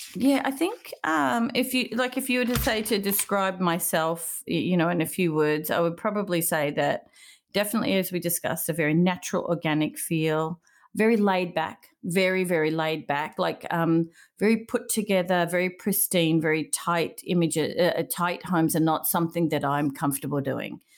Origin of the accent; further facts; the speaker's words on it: Melbourne, Victoria, Australia; moved away as an adult; now in California, United States; I grew up in Melbourne, Australia, uh, when, uh, first place I grew up was Caulfield, and then we moved to Brighton